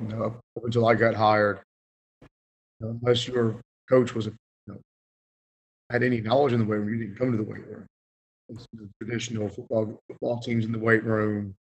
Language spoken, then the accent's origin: English; Suffolk, Virginia, United States; moved away as an adult; also born or lived in Greensboro, North Carolina / Rockingham, North Carolina; Went to Kingsport High School, located in right in Suffolk